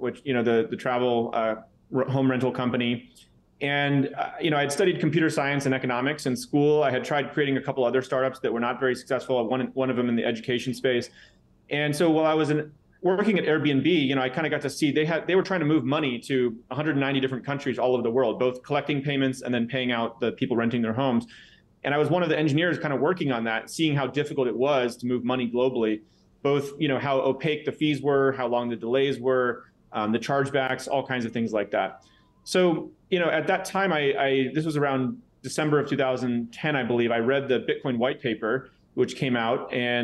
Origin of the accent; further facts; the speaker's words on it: San Jose, California, United States; I was born in San Jose, California, in Silicon Valley.